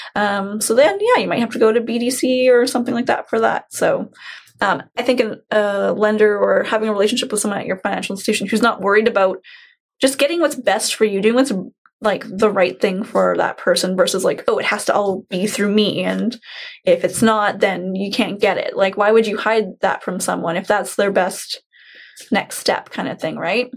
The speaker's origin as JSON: {"language": "English", "town": "Chilliwack", "region": "British Columbia", "country": "Canada", "tie": "born or raised there", "said": "Growing up in Chilliwack"}